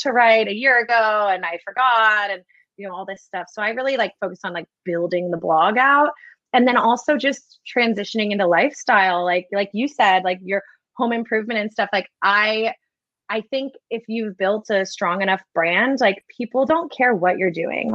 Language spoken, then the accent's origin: English; California, United States; I'm from California.